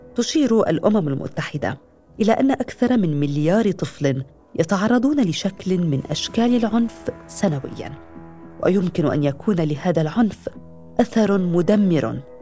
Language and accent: Arabic; Aleppo, Aleppo Governorate, Syria; من حلب